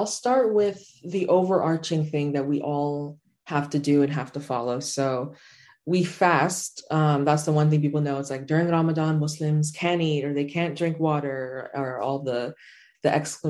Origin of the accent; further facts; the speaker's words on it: Chicago, Illinois, United States; also born or lived in Doha, Qatar; I'm from Chicago, but my family's Sudanese, and I've grown up between Chicago and Doha, Qatar.